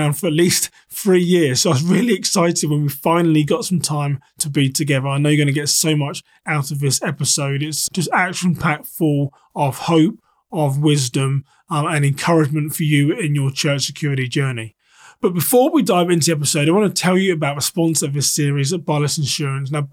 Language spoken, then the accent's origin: English; United Kingdom; now in United States; me being a Brit here in the US